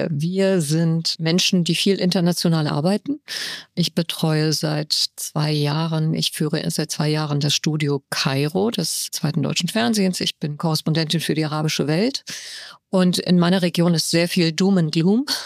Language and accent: German; Tehran, Tehran Province, Iran; born there; Ich bin in Teheran geboren und das letzte Buch, das ich herausgebracht habe, hat sich mit dem Iran beschäftigt.